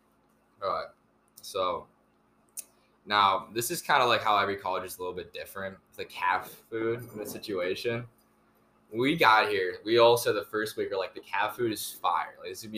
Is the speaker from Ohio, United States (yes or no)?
no; Chicago, Illinois, United States; I'm from Chicago.